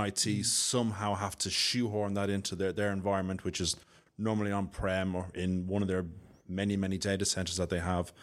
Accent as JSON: {"language": "English", "town": "Dublin", "region": "Leinster", "country": "Ireland", "accent": "Irish", "moved": "as an adult", "lives_now": "United Kingdom", "said": "my accent, I'm Irish, I'm from Dublin, um, living in the U K about fifteen years"}